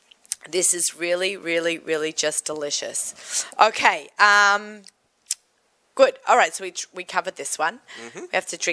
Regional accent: Australia; accent: Australian; now in United States; my Australian accent

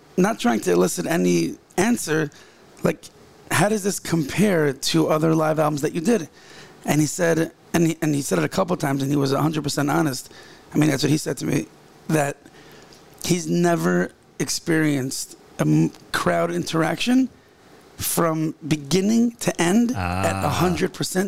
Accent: Ra'anana, Central District, Israel; When I was a kid growing up in Ranana

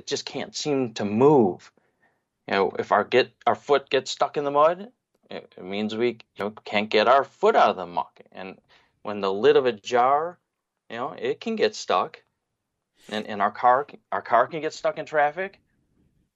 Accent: United States; moved away as an adult; now in Israel; I was born and raised in America

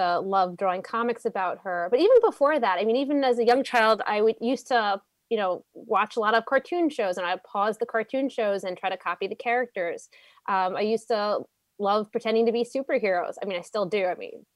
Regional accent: New York City, New York, United States; also born or lived in Staten Island; I am a Brooklyn girl originally, born in Brooklyn. I lived in Canarsie for a little bit, ventured to Staten Island, and I went to Yeshiva Flatbush for 12 years, did that trek from Staten Island to Brooklyn.

